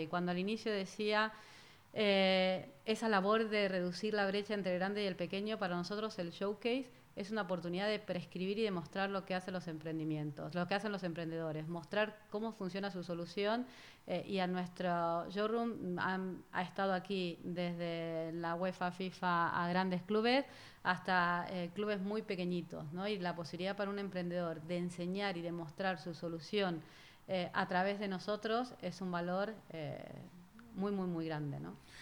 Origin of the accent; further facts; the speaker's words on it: Argentina; moved away as an adult; also born or lived in Spain; now in Singapore; soy argentina, llevo más de 20 años viviendo en España y actualmente estoy en Singapur